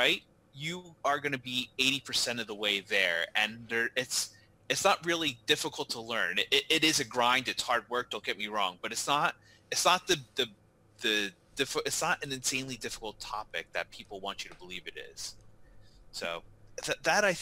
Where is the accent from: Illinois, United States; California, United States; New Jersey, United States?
New Jersey, United States; I am born and raised in New Jersey